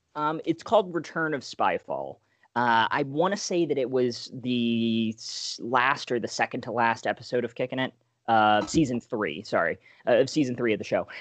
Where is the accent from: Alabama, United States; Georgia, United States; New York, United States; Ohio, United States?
Alabama, United States; moved away; I'm originally from Alabama